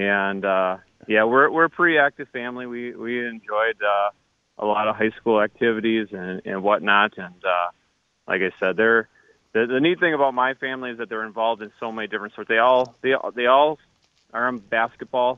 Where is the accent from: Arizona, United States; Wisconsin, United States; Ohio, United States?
Wisconsin, United States; Muskego; also born or lived in Mukwonago, Wisconsin; I grew up actually in Muskego. And then I transferred out halfway through my high school years and graduated from Iguanago